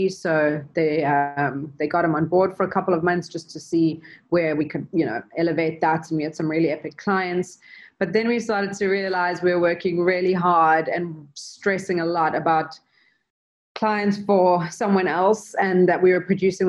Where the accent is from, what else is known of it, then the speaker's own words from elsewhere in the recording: Durban, KwaZulu-Natal, South Africa; Craig and I both grew up in South Africa in Durban